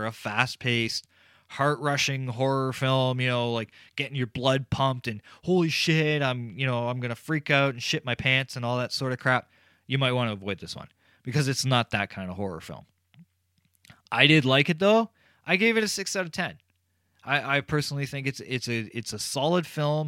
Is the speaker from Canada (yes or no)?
yes; Canada; I'm Canadian